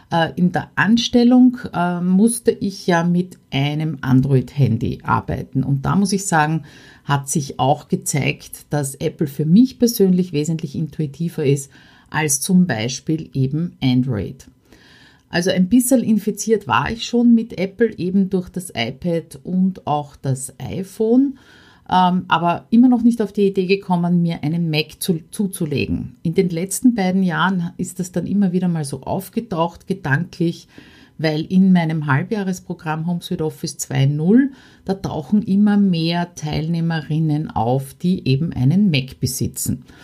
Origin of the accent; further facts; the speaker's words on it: Austria; ein paar Hindernisse, die ich dabei als Österreicherin speziell überwinden habe müssen.